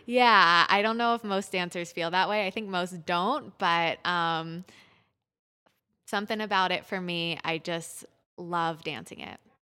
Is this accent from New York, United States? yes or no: no; Pittsburgh, Pennsylvania, United States; moved away as an adult; I grew up in Pittsburgh at Pittsburgh Youth Ballet